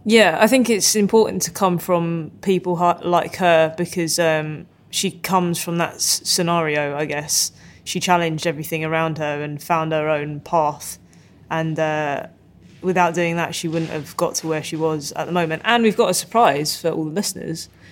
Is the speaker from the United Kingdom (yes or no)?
yes; United Kingdom; accent: British; I kind of like my accent. British accent's all right